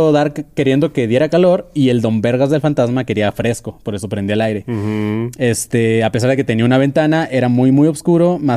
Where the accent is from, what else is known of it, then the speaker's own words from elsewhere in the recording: Mexico City, Mexico; Yo soy de Ciudad de México, soy letrada y viajaba como mi buen Lupis Trupis. Eh, pero me fui a probar suerte a Cancún.